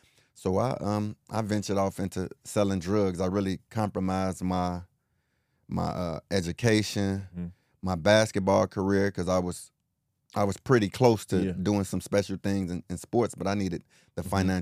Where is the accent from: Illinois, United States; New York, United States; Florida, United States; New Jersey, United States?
Illinois, United States; Chicago; starting out, I grew up in the Henry Horner Projects in mm-hmm. Chicago.